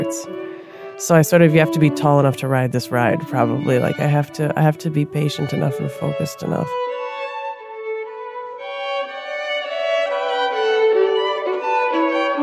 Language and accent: English; Minneapolis, Minnesota, United States; I grew up in South Minneapolis